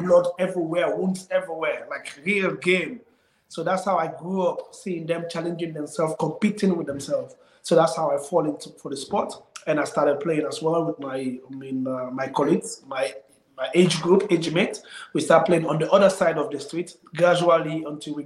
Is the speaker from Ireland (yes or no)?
no; Freetown, Western Area, Sierra Leone; I grew up in Freetown with my humble family